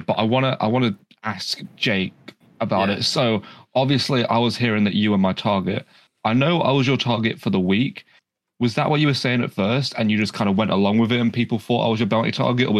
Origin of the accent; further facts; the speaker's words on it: United Kingdom; I'm British.